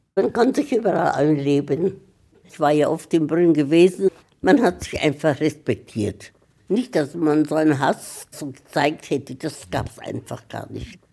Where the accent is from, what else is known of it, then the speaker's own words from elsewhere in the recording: Brno, South Moravian Region, Czechia; moved away as an adult; now in Memmingen, Germany; Groß geworden bin ich in der Tschechei. Und das war damals, also wo ich geboren worden bin, das war 1915.